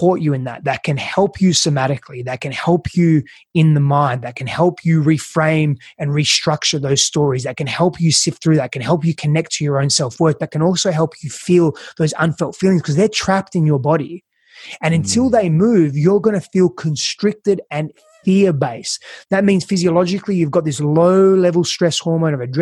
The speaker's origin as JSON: {"language": "English", "town": "Perth", "region": "Western Australia", "country": "Australia", "moved": "yes", "lives_now": "United States", "said": "I'm from Perth, Australia"}